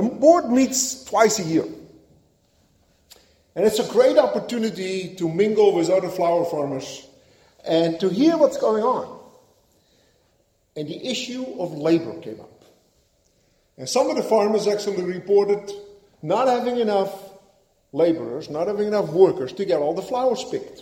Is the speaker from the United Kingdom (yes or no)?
no; Netherlands; moved away; helping out my father on the farm while growing up in Holland